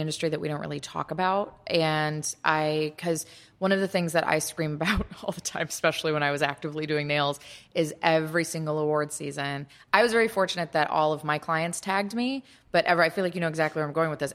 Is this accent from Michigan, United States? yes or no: yes; Kalamazoo, Michigan, United States; moved away; at least I'll speak for my hometown. Like, Kalamazoo has great nail salons now